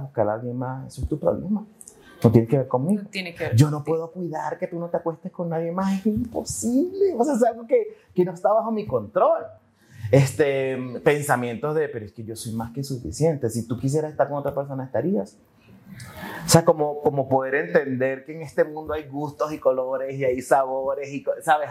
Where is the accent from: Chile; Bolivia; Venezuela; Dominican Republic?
Venezuela; Maturín, Monagas; moved away as an adult; also born or lived in Caracas, Venezuela / France / Panama; now in Colombia; nací en una ciudad que se llama Maturín, en Venezuela. Entonces, nada, este, crecí ahí, estudié ahí